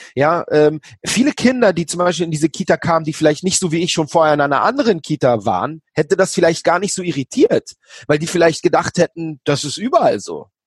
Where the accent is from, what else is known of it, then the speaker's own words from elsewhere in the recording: Berlin, Germany; also born or lived in Israel; bei mir in der Gegend, wo ich aufgewachsen bin. In Berlin-Schöneberg